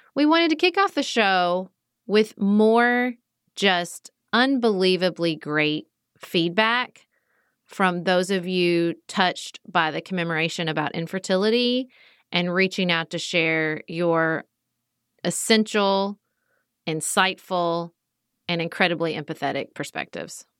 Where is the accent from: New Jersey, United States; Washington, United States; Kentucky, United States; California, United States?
Kentucky, United States; Paducah; I serve on the Paducah Cooperative Ministries Board in my hometown